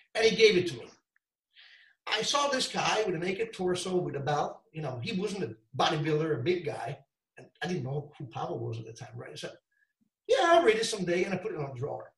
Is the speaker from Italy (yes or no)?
yes; Italy; Of course, I'm from Italy. Uh, always born here, lived here all the time